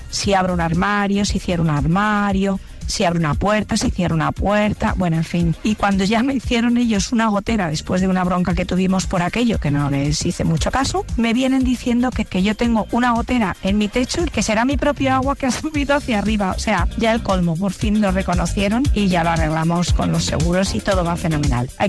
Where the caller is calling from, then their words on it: Colmenar, Community of Madrid, Spain; Buenas tardes, Play … de Colmenar.